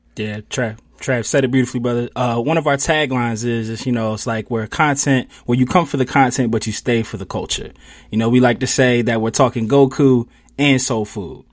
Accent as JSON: {"language": "English", "town": "Philadelphia", "region": "Pennsylvania", "country": "United States", "tie": "born or raised there", "said": "I grew up in Mount Airy, which is Northwest Philly"}